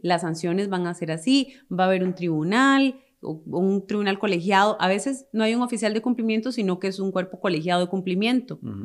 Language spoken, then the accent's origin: Spanish; Costa Rica; como costarricenses